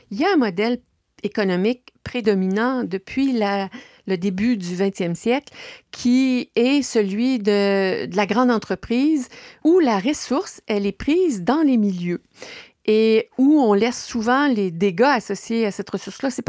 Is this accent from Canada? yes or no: yes; Baie-Comeau, Quebec, Canada; also born or lived in La Malbaie; now in Ville-Marie, Canada; Côte-Nord. Je suis euh, née à la Malbaie, mais j'ai vécu à Bécomo. Et c'est là que j'ai étudié au cégep j'ai quitté Bécomo pour euh, suivre ma formation universitaire à l'Université Laval à Québec.